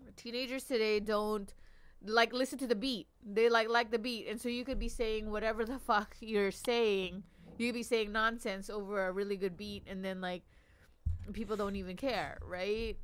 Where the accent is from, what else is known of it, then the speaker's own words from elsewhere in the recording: Long Beach, California, United States; I grew up in Long Beach.